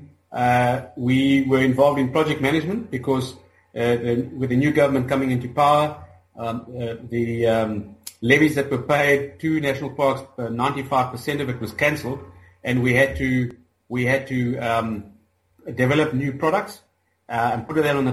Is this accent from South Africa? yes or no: yes; Gauteng, South Africa; also born or lived in Mozambique; I'm from South Africa. I'm from a little mining town in the west of Johannesburg, where I grew up